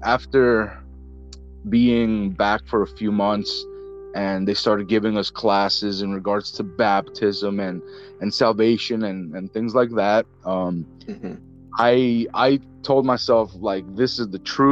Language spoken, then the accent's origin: English; northeast New Jersey, United States; I'm from New Jersey. I'm in the northeast section of New Jersey, right by New York City. And I've been, I've been here my entire life